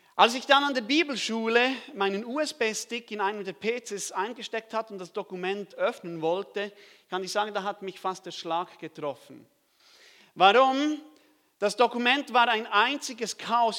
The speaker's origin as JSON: {"language": "German", "country": "Switzerland", "said": "ich komme aus der Schweiz"}